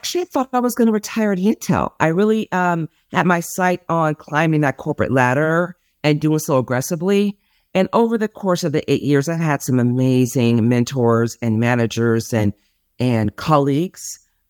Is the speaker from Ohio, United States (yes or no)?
no; California, United States; now in Dallas, United States; Yes, I'm from California. I live in Dallas, Texas now.